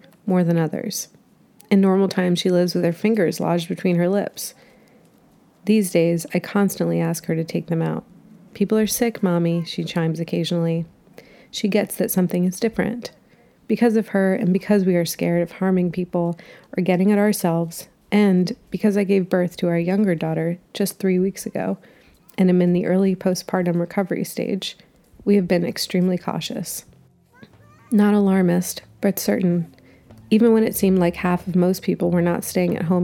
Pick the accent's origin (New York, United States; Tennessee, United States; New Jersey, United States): New Jersey, United States; now in Durham, United States; my home state and where my parents are, New Jersey